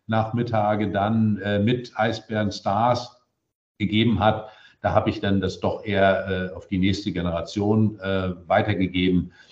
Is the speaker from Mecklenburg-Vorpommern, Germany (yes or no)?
yes; Rostock, Mecklenburg-Vorpommern, Germany; Ich bin ja da im Norden groß {S2} geworden und schon als Kind äh, bin ich damals äh, mit meinem Vater äh, erst zu Empor, dann zu Hansa Rostock.